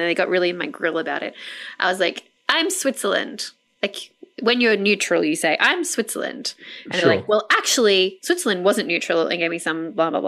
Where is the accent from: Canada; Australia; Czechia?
Australia; as an Australian